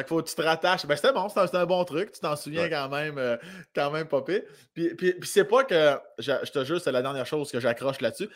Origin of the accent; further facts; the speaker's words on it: village near Saint-Agapit, Lotbinière, Quebec, Canada; moi, je viens de l'Orientation, qui est un village pas loin de Saint-Agapi, dans la région de Lobinière